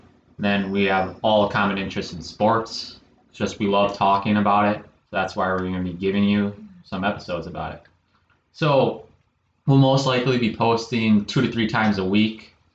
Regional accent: Wisconsin, United States; born and raised in Wisconsin.

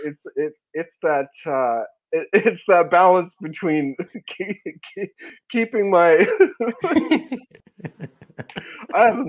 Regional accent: Vancouver, British Columbia, Canada; I'm born and raised in Vancouver, BC

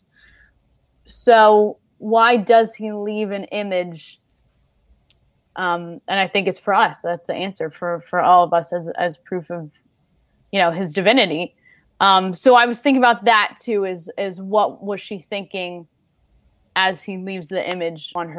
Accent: right outside of Philadelphia, Pennsylvania, United States; I'm from right outside of Philly

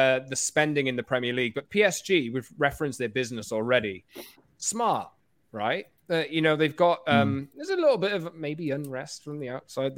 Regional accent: Wales, United Kingdom; I'm Welsh

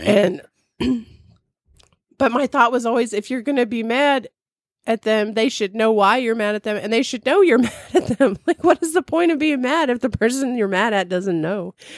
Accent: California, United States; now in Midwest, United States; I grew up in California

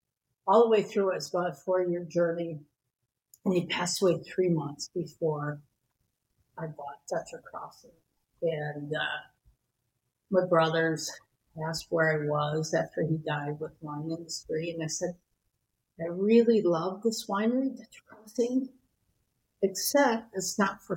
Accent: Wisconsin, United States; moved away as an adult; now in California, United States; grew up in Wisconsin

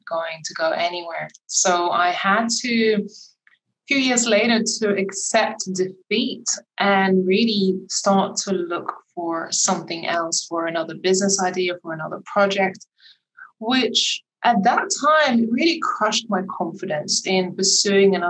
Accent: Lithuania; moved away; my home country in Lithuania

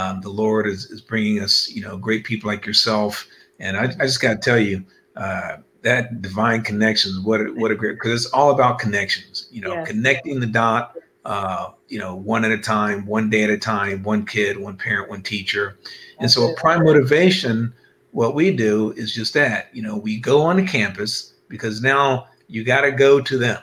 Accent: Cincinnati, Ohio, United States; now in California, United States; I'm originally from Cincinnati, Ohio. And I claim that, although I've been out in California for over 20 years, Cincinnati, Ohio, Buckeyes

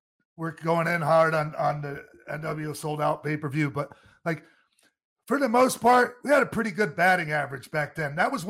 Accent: Toronto, Ontario, Canada; I'm from Toronto, Canada.

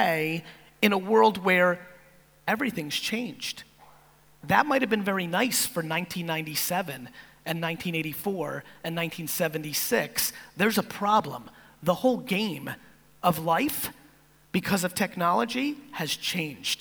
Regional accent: East Coast of America, United States; also born or lived in Soviet Union; as an immigrant from the Soviet Union growing up on the East Coast of America

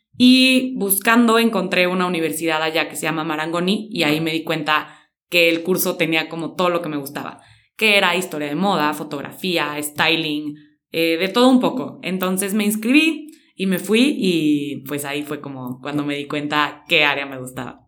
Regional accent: San Luis Potosí, Mexico; soy de San Luis Potosí

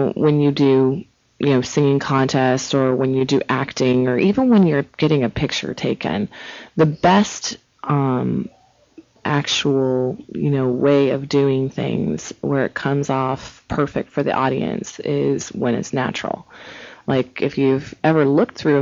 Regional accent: Cincinnati, Ohio, United States; moved away; I'm from Ohio, from Cincinnati originally

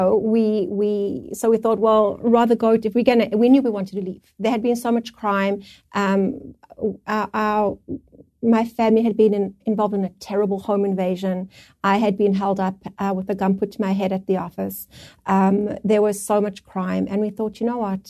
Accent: South Africa; moved away as an adult; now in Canada; we're from South Africa

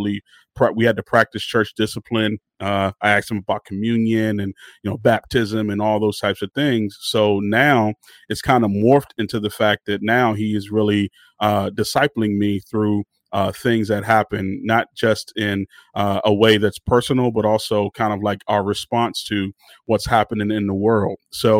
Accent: Maryland, United States; also born or lived in Washington, D.C.; I am from Maryland, the DMV, DC, Maryland, and Virginia. So I grew up on the sound called Go-Go

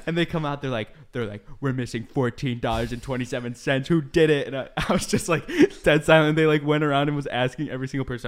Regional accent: Midwest, United States; moved away; I grew up in the Midwest

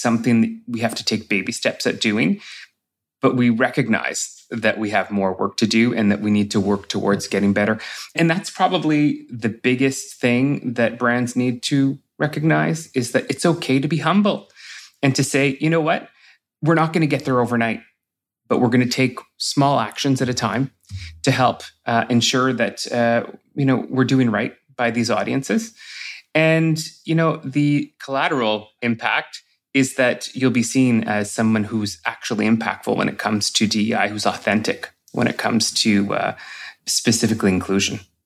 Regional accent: Sudbury, Ontario, Canada; I grew up in Sudbury

